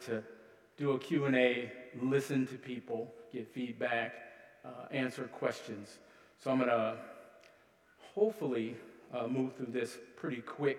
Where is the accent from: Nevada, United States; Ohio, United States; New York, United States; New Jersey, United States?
Ohio, United States; Columbus; moved away as an adult; now in Duluth, United States; Originally, I'm from Columbus, Ohio. Lived there for several decades before I moved to northern Minnesota. I live in Duluth now